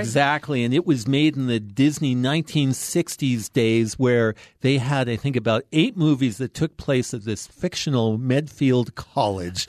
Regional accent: Canadian Prairies, Canada; I grew up on the Canadian prairies in a town of forty people

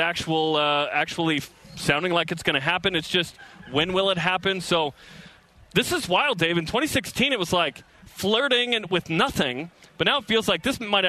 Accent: Las Vegas, Nevada, United States; from Las Vegas.

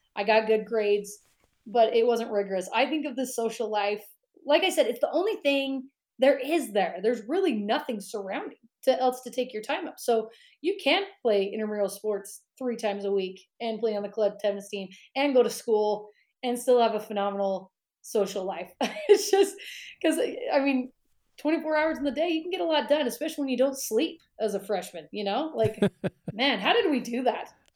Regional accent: Pleasant Grove, Utah, United States; I grew up in Pleasant Grove, and that's what like 15, 20 minutes from Provo

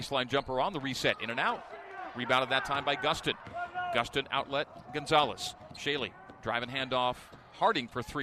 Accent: Calgary, Alberta, Canada; the Canadian from Calgary, Alberta. My hometown.

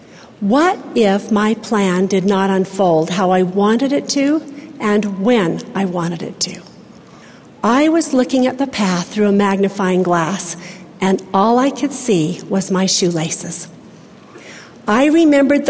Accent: Salt Lake City, Utah, United States; also born or lived in Ogden, Utah; I was born in Ogden, Utah, grew up in Salt Lake City

